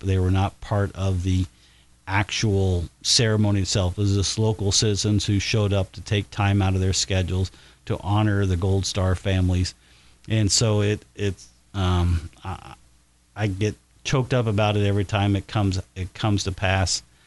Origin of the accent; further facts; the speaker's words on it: Batesville, Indiana, United States; as a youngster growing up in Batesville